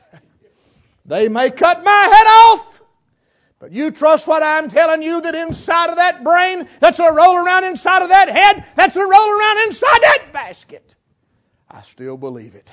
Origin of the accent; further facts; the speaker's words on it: western North Carolina, United States; I was raised here in West North Carolina